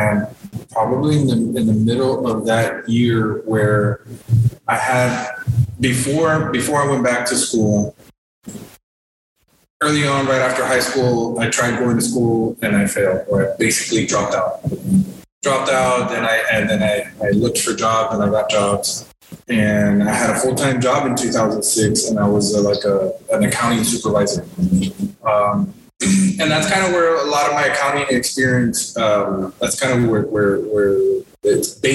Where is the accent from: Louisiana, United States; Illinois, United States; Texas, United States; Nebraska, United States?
Texas, United States; Encauchosa; I am originally from Encauchosa